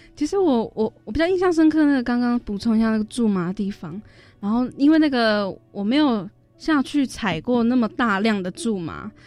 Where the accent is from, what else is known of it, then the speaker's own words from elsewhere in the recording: Taiwan; 我的家乡就是大安溪